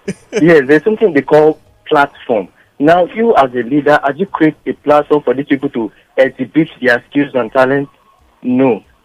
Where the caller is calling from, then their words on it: Ojo, Lagos, Nigeria; I'm calling from Ojo.